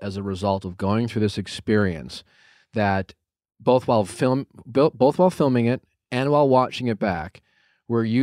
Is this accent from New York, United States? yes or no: no; Wisconsin, United States; I'm from Wisconsin. I'm from Wisconsin